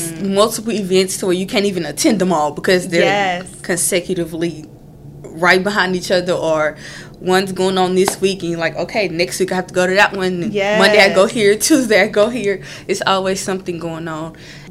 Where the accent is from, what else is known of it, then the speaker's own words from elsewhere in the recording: Beaumont, Texas, United States; I'm from Beaumont, Texas, right down the street, literally 5 minutes away from campus